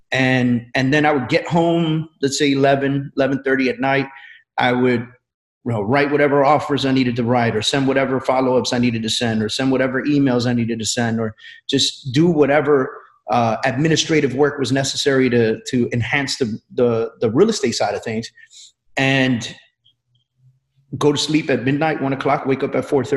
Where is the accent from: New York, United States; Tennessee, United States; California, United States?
New York, United States; New York City; I grew up in New York City